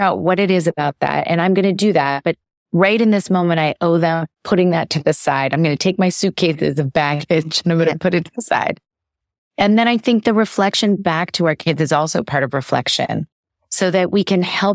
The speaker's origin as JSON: {"language": "English", "town": "New York City", "region": "New York", "country": "United States", "tie": "born or raised there", "moved": "as an adult", "lives_now": "California, United States", "said": "I moved to California over the pandemic and I lived in New York City before that, and I grew up in New York City"}